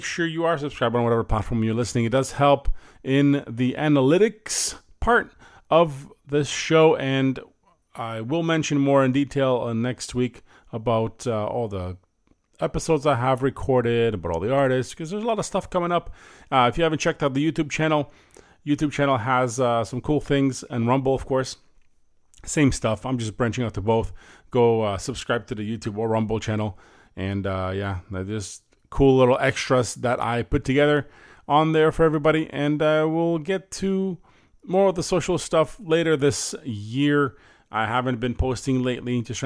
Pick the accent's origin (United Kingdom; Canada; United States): Canada; Windsor, Ontario; currently residing in my hometown right now, Windsor, Ontario